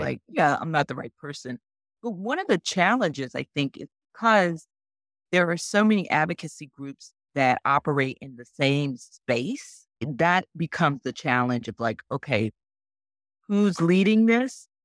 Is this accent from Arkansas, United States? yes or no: yes; Arkansas, United States; moved away as an adult; also born or lived in Bozeman, Montana / Sacramento, California; now in California, United States; I'm originally from Arkansas, moved out to California to go to journalism school at Cal